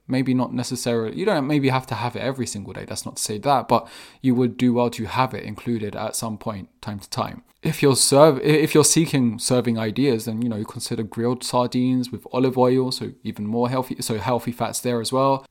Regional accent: England, United Kingdom; I was born and raised in England

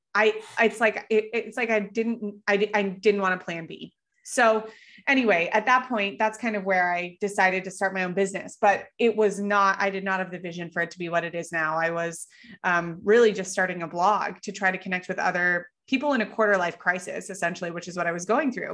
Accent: Colorado, United States; moved away; I grew up in Colorado

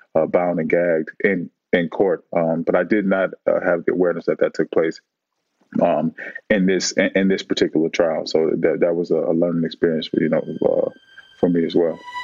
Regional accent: Oakland, California, United States; I grew up in Oakland

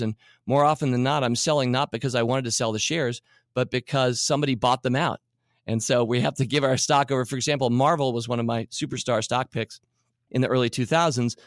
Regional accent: Washington, District of Columbia, United States; I grew up in Washington D.C. and we, we in Georgetown we went to the Safeway, which was right near our house

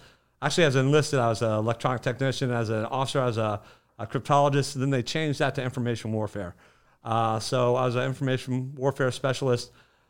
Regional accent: Bradenton, Florida, United States; So I was born and raised here in Bradenton.

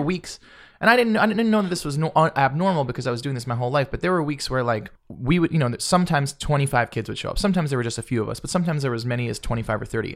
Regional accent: Marietta, Georgia, United States; also born or lived in New Jersey / Florida; I grew up in Flor-, in Georgia

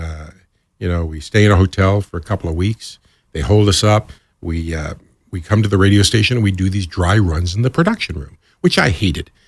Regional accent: New York, United States; moved away as an adult; also born or lived in Southeast Georgia; I moved down south from New York and here I am with this kind of New York attitude, which I've always had, by the way

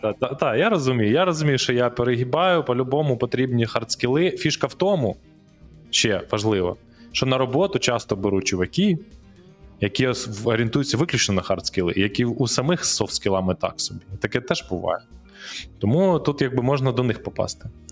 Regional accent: Kyiv, Ukraine; з з яким ми разом росли на Троєщині там е, в дитинстві, в одному парадному

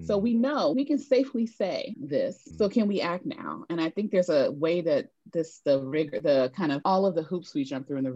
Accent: Prince George's County, DC area, Maryland, United States; also born or lived in New York; I grew up in a community of immigrants from Sierra Leone in the DC area

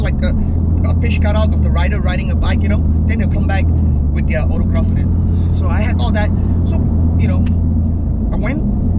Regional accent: Malaysia; also born or lived in Melbourne, Australia; I'm a rider from Malaysia.

